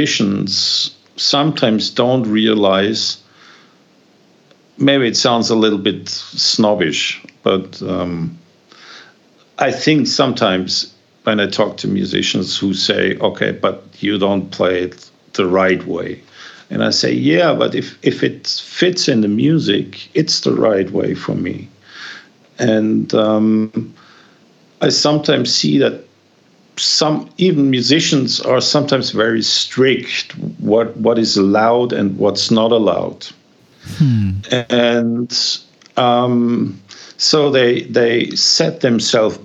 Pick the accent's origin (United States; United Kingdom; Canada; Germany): Germany; I grew up in Germany